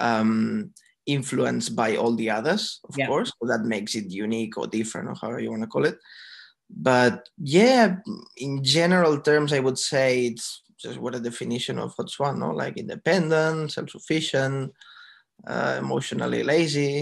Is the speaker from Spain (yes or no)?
yes; Barcelona, Catalonia, Spain; moved away as an adult; now in Australia; I'm from Barcelona, from Spain.